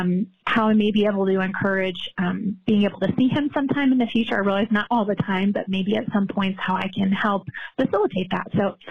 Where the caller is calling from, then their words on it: Texas, United States; Hi, Allison. … I'm calling from Texas.